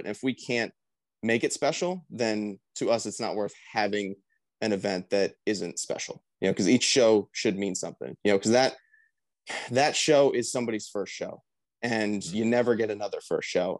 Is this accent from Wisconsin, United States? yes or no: no; Mays Landing, New Jersey, United States; my hometown in Mays Landing, New Jersey